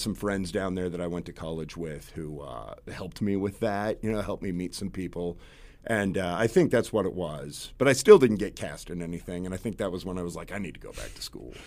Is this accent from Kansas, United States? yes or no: yes; Concordia, Kansas, United States; I grew up in Kansas